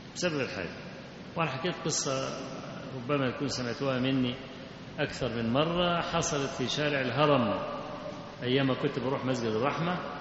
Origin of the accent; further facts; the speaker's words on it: Kafr el-Sheikh, Kafr El Sheikh Governorate, Egypt; اللي عندنا في كفر الشيخ